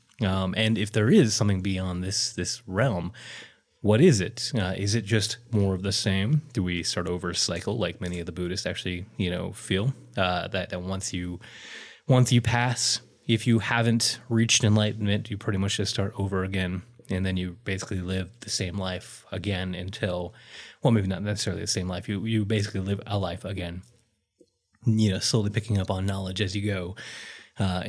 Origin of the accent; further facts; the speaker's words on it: Utah, United States; I grew up in Utah